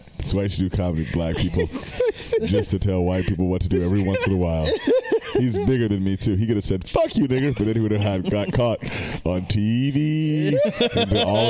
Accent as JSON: {"language": "English", "town": "Sacramento", "region": "California", "country": "United States", "said": "I'm from Sacramento. I love Sacramento, but we are not that cultured."}